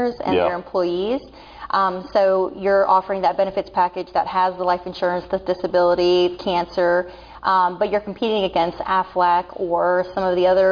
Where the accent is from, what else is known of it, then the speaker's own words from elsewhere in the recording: Irmo, South Carolina, United States; I was born and raised here in Irma, South Carolina. Never left